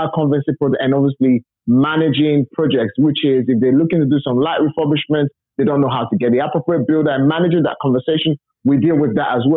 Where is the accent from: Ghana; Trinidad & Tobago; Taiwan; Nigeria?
Nigeria; moved away as an adult; now in United Kingdom; I wasn't born and bred in England. I was literally raised from Nigeria. You know, I went to primary school, secondary school, university. And in 2004, I wanted to immigrate to the UK.